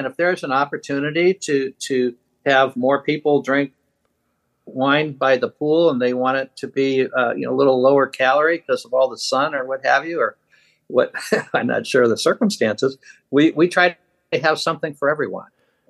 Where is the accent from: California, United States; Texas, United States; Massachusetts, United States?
Massachusetts, United States; Boston; also born or lived in Michigan, United States / Pittsburgh, United States; I was born in Michigan and raised in Boston, Massachusetts, and then Pittsburgh, Pennsylvania.